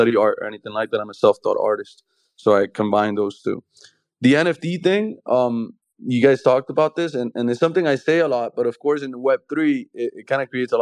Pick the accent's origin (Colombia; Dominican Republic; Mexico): Colombia; I'm from Colombia